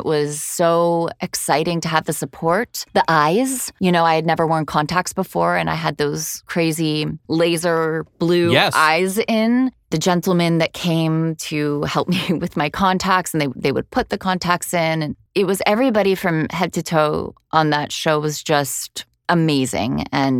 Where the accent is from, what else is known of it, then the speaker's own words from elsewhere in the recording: Miami, Florida, United States; Yeah, I grew up in Miami.